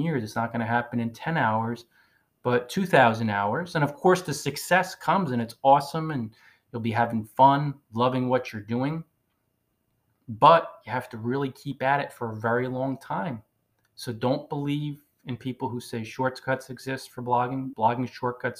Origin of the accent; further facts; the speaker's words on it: Northern New Jersey, United States; moved away as an adult; I'm from Northern New Jersey originally. So even though I've circled the globe for 10 years, I say coffee